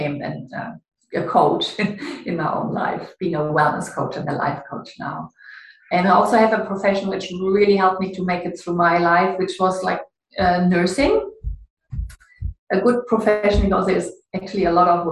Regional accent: Ruhr area, North Rhine-Westphalia, Germany; moved away as an adult; also born or lived in Canada; it's in the Ruhr area. It's a bit gray and industrial and a lot of rain in my hometown.

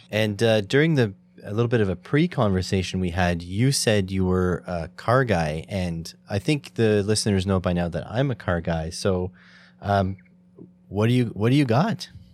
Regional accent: Canada; as a Canadian

